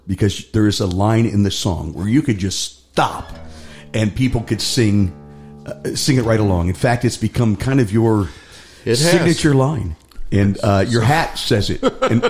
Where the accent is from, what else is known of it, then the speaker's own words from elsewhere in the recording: Cleveland, Ohio, United States; I grew up in Cleveland, in the rock and roll capital of the world.